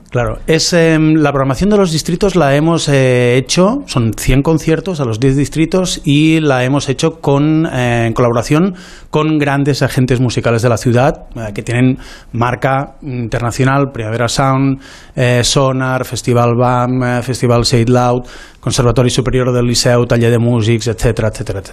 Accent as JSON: {"language": "Spanish", "town": "Lleida", "region": "Catalonia", "country": "Spain", "accent": "Lleida"}